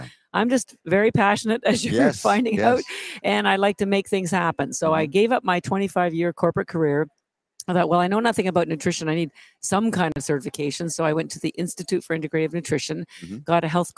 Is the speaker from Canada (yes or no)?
yes; Canada; moved away as an adult; now in Boston, United States; I'm actually Canadian